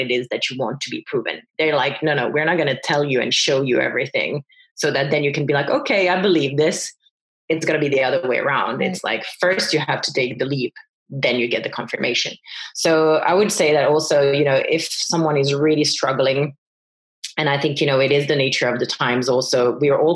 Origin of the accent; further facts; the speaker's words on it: France; moved away as an adult; also born or lived in Finland; I grew up in France. I'm Finnish originally, grew up in France, and then I came to Finland